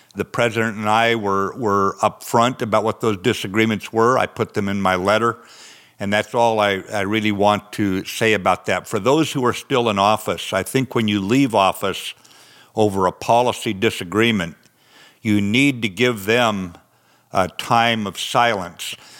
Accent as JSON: {"language": "English", "region": "the West", "country": "United States", "said": "I'm from the West. Out here, we ride for the brand"}